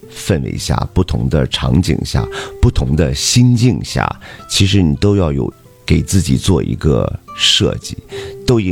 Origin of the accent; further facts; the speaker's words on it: Dalian, Liaoning, China; 呃，我作为咱们大连人，作为东道主吧，呃，也是做了一场压轴的大秀。